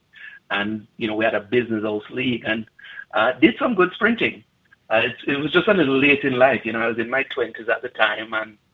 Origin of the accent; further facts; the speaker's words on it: Bog Walk, Saint Catherine, Jamaica; moved away as an adult; now in Calgary, Canada; So I was born and I grew up just outside of the Bogwalk area. Went to school in Linstead, a little school called Rosemount, and then I went to a high school called Calabar.